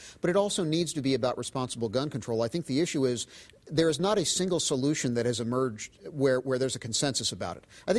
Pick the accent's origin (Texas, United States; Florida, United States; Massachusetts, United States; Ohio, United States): Florida, United States; now in Minnesota, United States; So I grew up in Florida, which is a very odd state